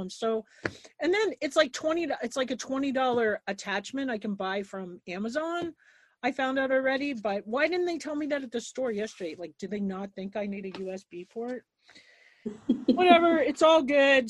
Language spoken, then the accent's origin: English; Long Island, New York, United States; moved away as an adult; also born or lived in New Jersey; now in Montana, United States; I grew up on Long Island